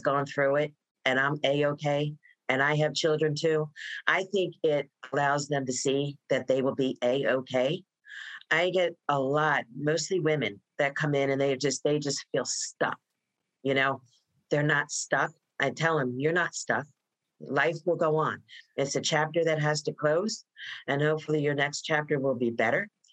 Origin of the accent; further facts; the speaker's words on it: Voorhees, New Jersey, United States; moved away as an adult; now in Prince George's County, United States; I was born and raised in New Jersey, a small town called Voorhees, New Jersey